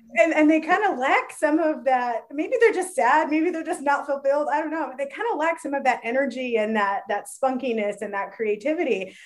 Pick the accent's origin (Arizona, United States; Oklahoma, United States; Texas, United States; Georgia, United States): Arizona, United States; Phoenix; we realized we're both from Phoenix